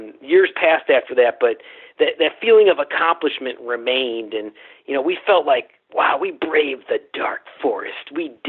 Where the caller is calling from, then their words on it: Cincinnati, Ohio, United States; I'm calling you from Cincinnati, Ohio.